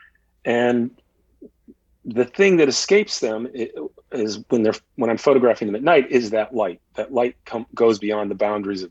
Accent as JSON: {"language": "English", "region": "Illinois", "country": "United States", "tie": "born or raised there", "also_born_or_lived": "Boston", "moved": "yes", "said": "I grew up in Illinois"}